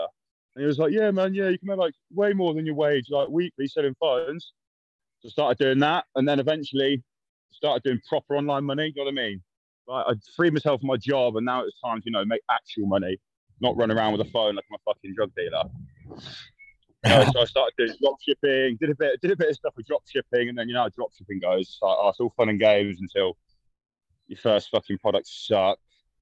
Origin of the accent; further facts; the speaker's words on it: London, United Kingdom; I'm from South London, more specifically a place called Tulse Hill in Brixton